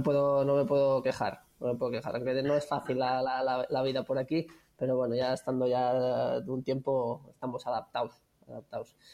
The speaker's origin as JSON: {"language": "Spanish", "town": "Bilbao", "region": "Basque Country", "country": "Spain", "said": "como somos de Bilbao también"}